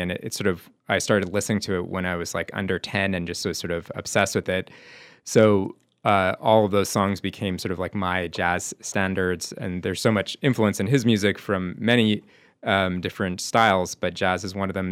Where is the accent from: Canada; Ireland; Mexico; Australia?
Canada; Montreal, Quebec; moved away as an adult; also born or lived in New York; now in Amherst, United States; growing up in Montreal